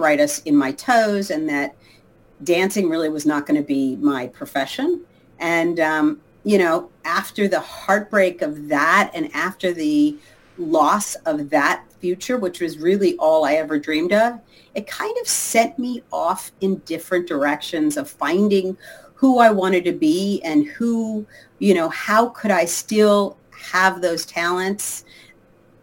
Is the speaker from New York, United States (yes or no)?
yes; Long Island, New York, United States; moved away as an adult; now in Los Angeles, United States; I grew up in Long Island outside of New York